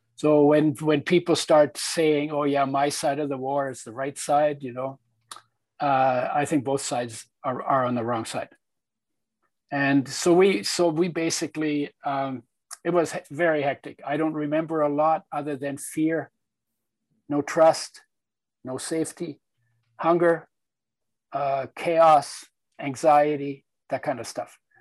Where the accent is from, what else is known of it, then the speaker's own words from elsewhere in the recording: Poland; i was born in Poland in 1942 during the Second World War when it was part of Germany